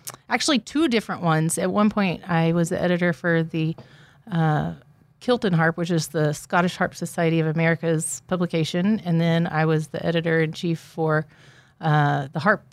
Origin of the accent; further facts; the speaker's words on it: Houston, Texas, United States; now in Nacogdoches, United States; I grew up in Houston and things are a little bit different in a big city